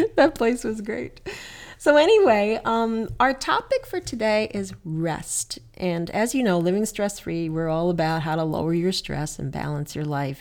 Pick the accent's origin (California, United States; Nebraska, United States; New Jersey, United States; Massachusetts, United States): New Jersey, United States; moved away; when I was a kid, I grew up in New Jersey, as you know, we used to hang out at Newark Airport